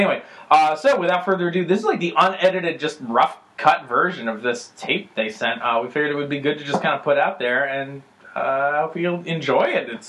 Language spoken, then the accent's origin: English; Argentina; I'm from Argentina myself.